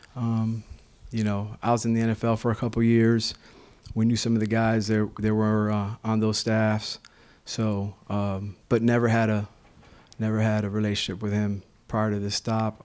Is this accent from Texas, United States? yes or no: no; Florida, United States; moved away; We're both from Florida. You know, we got this Miami, Tampa rivalry going on